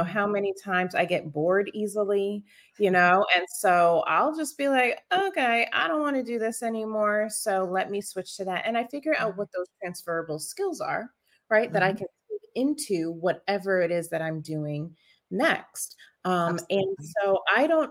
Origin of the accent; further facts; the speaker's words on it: New York, United States; moved away as an adult; now in Maryland, United States; I grew up in New York and then I came here for college and I stayed